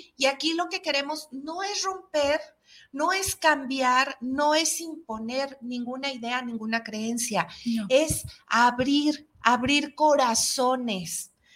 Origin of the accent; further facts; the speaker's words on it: Mexico; somos los mexicanos